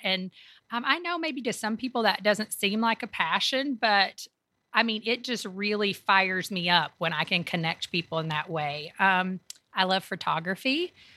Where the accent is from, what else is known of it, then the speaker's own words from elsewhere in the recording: Kentucky, United States; moved away as an adult; also born or lived in Tampa, Florida; now in Raleigh, United States; I grew up in Kentucky